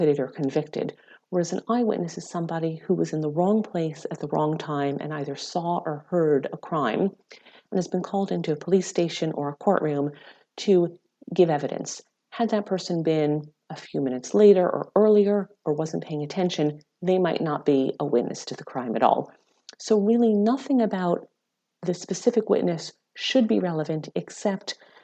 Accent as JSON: {"language": "English", "country": "United States", "accent": "American", "moved": "yes", "lives_now": "United Kingdom", "said": "being an American myself"}